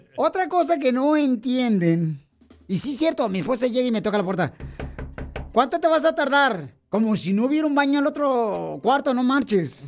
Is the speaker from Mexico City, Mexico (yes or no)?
no; Michoacán, Mexico; now in United States; Soy de Michoacán